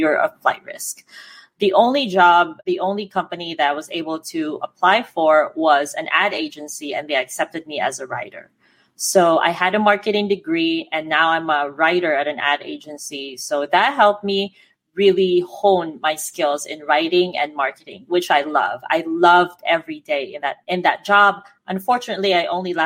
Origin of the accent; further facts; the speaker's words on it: Philippines; I'm Filipino